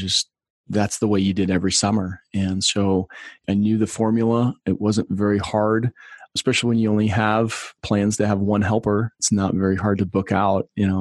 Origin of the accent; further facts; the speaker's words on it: outside of Chicago, Illinois, United States; I grew up outside of Chicago